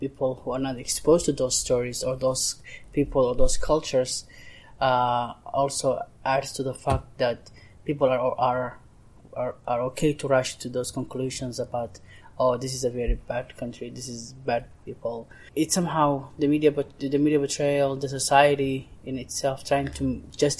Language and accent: English; Mogadishu, Banadir, Somalia; English is a second language; now in Lancaster, United States; I was born and raised in Mogadishu, which is the capital of Somalia.